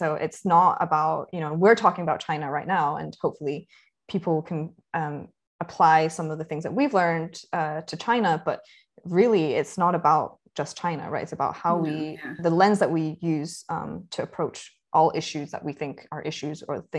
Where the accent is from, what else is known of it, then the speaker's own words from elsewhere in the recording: Scotland, United Kingdom; I grew up in Scotland